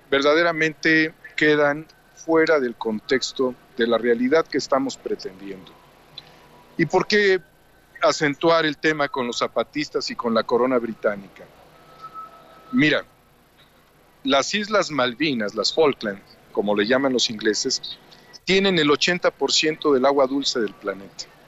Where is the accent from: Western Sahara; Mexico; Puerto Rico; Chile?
Mexico; nuestra integración como mexicanos